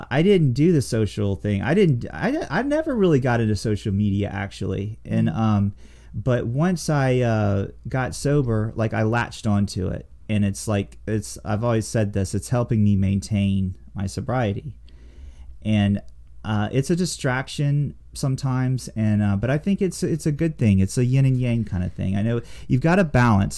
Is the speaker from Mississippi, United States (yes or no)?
yes; Mississippi, United States; I'm a hillbilly from Mississippi